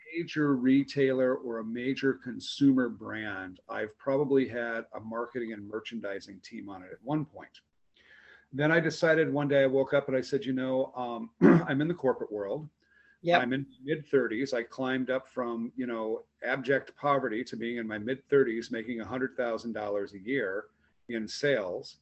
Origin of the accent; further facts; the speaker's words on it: outside of Omaha, Southeast Nebraska, United States; I grew up in Southeast Nebraska, um, outside of Omaha